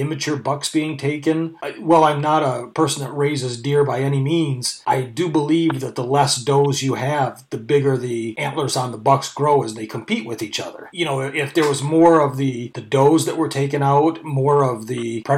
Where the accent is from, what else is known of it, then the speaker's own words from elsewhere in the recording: Michigan, United States; I grew up in Michigan